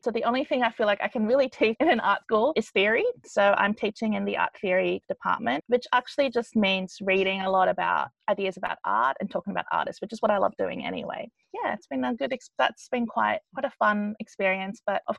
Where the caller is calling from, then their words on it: Melbourne, Victoria, Australia; So I am speaking from Melbourne.